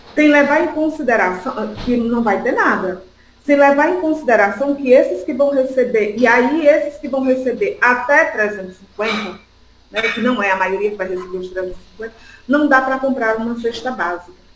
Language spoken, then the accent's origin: Portuguese; Sergipe, Brazil; accent: nordestina; also born or lived in Sertão de Pernambuco; now in São Paulo, Brazil; sou nordestina, todo mundo já pode conhecer pelo sotaque. Nasci no sertão de Pernambuco, me criei em Sergipe e agora estou aqui morando em São Paulo